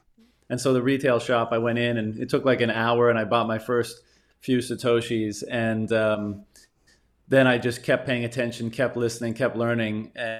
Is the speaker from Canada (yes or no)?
yes; Newfoundland and Labrador, Canada; The Coles Notes version is I grew up in Newfoundland, Canada.